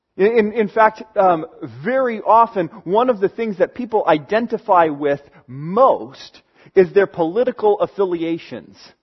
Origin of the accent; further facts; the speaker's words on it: United States; I live in America